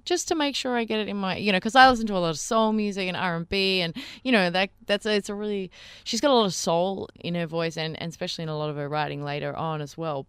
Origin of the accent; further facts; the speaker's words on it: Melbourne, Victoria, Australia; Melbourne's my hometown